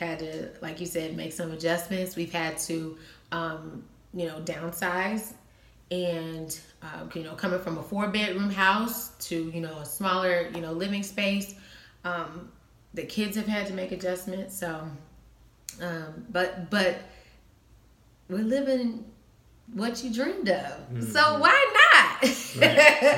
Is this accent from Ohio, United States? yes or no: yes; Cincinnati, Ohio, United States; moved away as an adult; now in Las Vegas, United States; I'm not in my hometown anymore